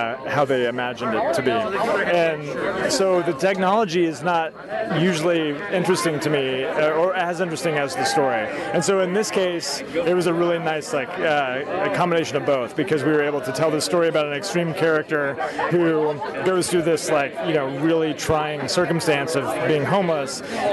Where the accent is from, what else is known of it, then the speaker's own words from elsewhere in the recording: Oklahoma, United States; moved away as an adult; also born or lived in Kansas; now in Austin, United States; I grew up in Oklahoma, but then went to the University of Kansas and studied filmmaking there, and then with a few exceptions, have basically been in Austin, Texas ever since